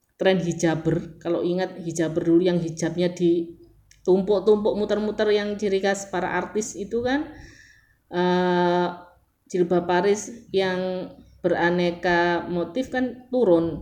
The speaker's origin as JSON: {"language": "Indonesian", "town": "Surabaya", "region": "East Java", "country": "Indonesia", "said": "saya dari Surabaya"}